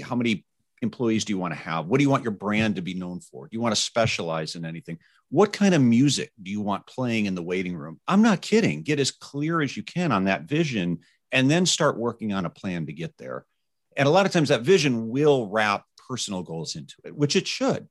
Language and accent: English; Indiana, United States; my home state of Carmel, Indiana